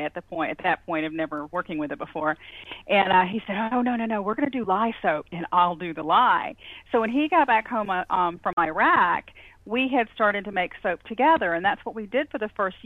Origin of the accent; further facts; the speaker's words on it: Georgia, United States; now in Perry, United States; I'm actually originally from Georgia